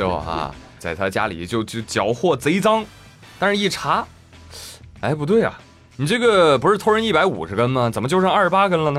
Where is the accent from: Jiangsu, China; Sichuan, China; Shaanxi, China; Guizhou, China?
Jiangsu, China; 哎，我记得我小时候啊，我的家乡在江苏啊。